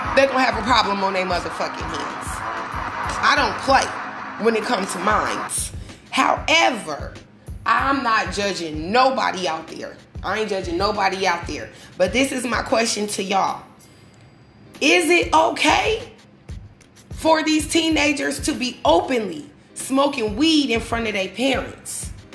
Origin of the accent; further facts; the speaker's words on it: Omaha, Nebraska, United States; the way I grew up, I lived on 34th and Jane Street. I live in Omaha, Nebraska